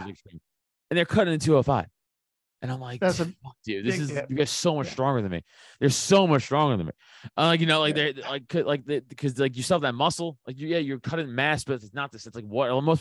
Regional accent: New York City, New York, United States; I'm from Staten Island. So, you know, New York City

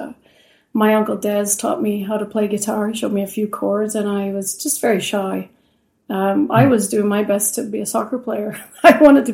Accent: Saskatoon, Saskatchewan, Canada; also born or lived in Belfast, Northern Ireland / Edmonton / Regina; we finally settled in Saskatoon. So I very much consider Saskatoon my home. It's where I've grown up.

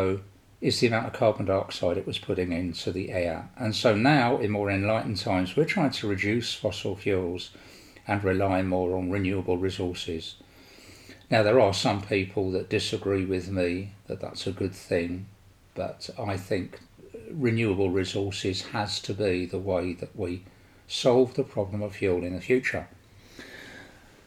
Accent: London, United Kingdom; now in Sweden; I was born and raised in London, as my accent portrays to you

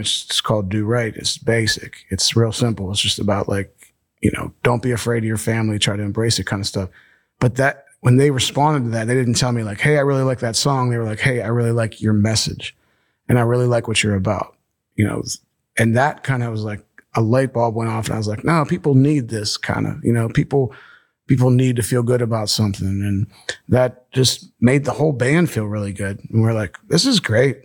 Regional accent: Bethel Park, Pennsylvania, United States; also born or lived in Monongahela, Pennsylvania; I grew up in Monongahela, um, Bethel Park till I was ten, then my parents split up, and then I went to where my mom grew up in Monongahela, and I graduated from Ringgold

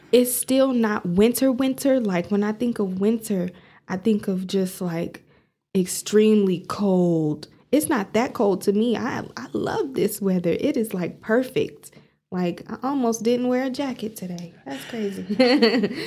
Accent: Amarillo, Texas, United States; I'm from Amarillo

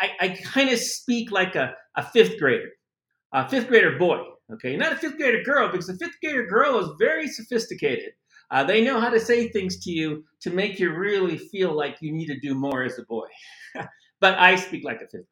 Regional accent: United States; moved away as an adult; now in Mexico City, Mexico; I came here as a Latino from the United States to learn the language of my culture, which is Spanish. Coming here as an American, a Chicano

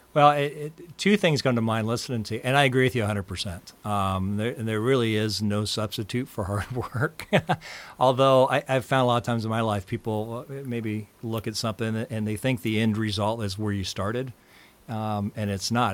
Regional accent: Des Moines, Iowa, United States; University of Iowa, 'cause I grew up in Des Moines

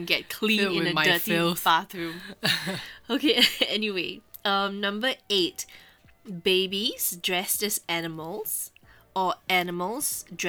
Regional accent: Singapore; we're from Singapore.

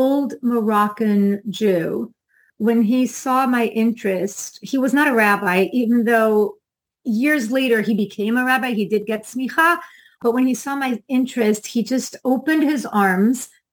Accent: Brazil; now in Florida, United States; I'm from Brazil

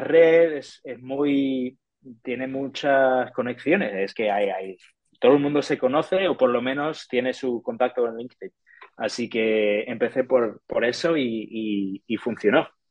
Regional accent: Detroit, Michigan, United States; Spanish is a second language; moved away as an adult; now in Seville, Spain; soy de Estados Unidos, soy de Detroit, en Estados Unidos

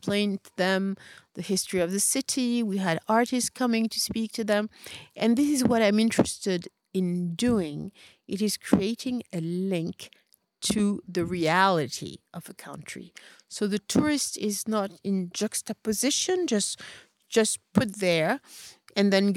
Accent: Paris, Île-de-France, France; moved away as an adult; now in Marrakesh, Morocco; I grew up in Paris, and I was always the only black person everywhere.

